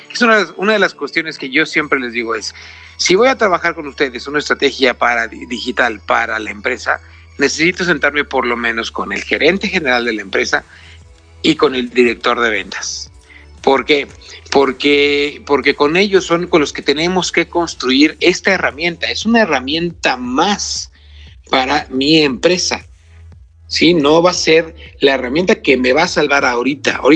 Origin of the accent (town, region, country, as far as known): Mexico